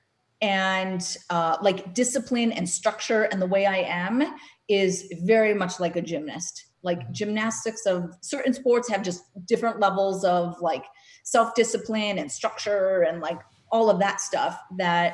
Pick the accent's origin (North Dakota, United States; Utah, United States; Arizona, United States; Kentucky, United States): North Dakota, United States; moved away; I'm from North Dakota, landlocked state